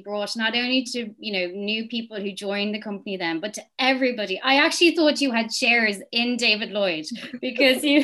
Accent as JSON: {"language": "English", "town": "Dublin", "region": "Leinster", "country": "Ireland", "tie": "born or raised there", "said": "I grew up in Mafarnham, South Dublin."}